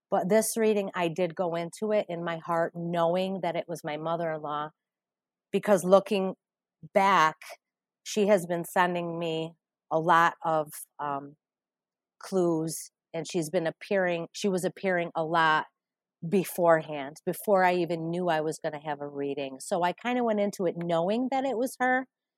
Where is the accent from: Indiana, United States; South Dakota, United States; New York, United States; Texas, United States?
New York, United States; Utica; I'm from Utica, New York.